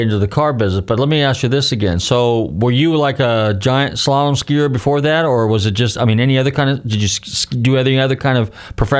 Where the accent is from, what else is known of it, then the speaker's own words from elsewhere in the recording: California, United States; I'm from out west. I'm from California, so our stomping ground was Squaw Valley and Lake Tahoe and that area.